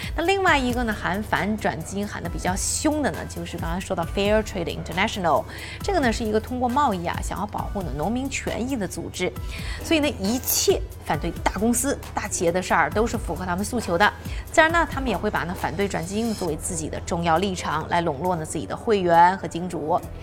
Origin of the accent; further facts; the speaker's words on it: China; 我们中国人非常自豪的杂交水稻